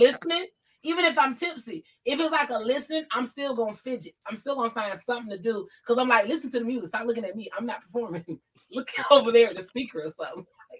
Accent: Georgia, United States; now in California, United States; I moved to Cali from Georgia. You know what I'm saying? I get attached.

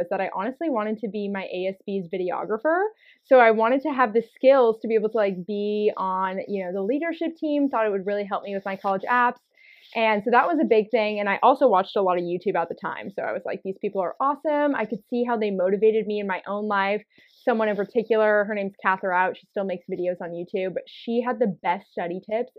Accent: Oregon, United States; born or raised there

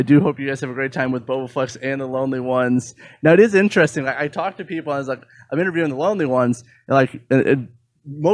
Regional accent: Indiana, United States; I was from Indiana

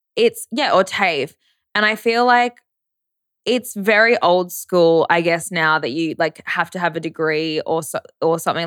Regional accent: Brisbane, Queensland, Australia; I grew up around in Brisbane as well at private schools

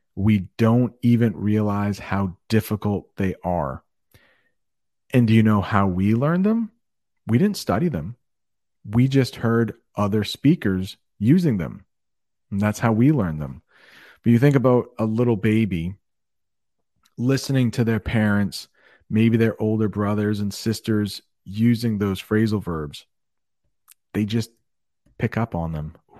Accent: Maine, United States; moved away as an adult; also born or lived in Alabama; I am from Maine. That's a northern state

